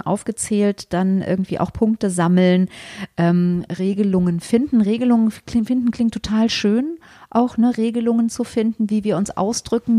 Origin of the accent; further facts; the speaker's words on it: Germany; wir in Deutschland